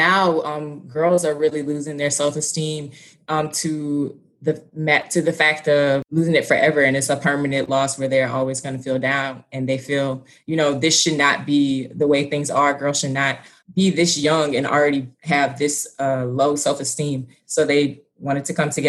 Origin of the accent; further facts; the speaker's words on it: Baton Rouge, Louisiana, United States; moved away as an adult; also born or lived in Monroe, Louisiana; now in Houston, United States; I'm Baton Rouge, born and raised